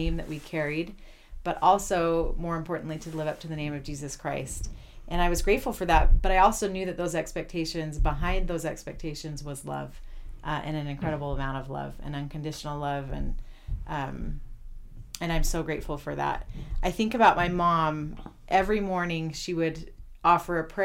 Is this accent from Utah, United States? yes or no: yes; Salt Lake City, Utah, United States; moved away as an adult; also born or lived in Ann Arbor, Michigan / Chile; I grew up in Salt Lake, and I attended the University of Utah.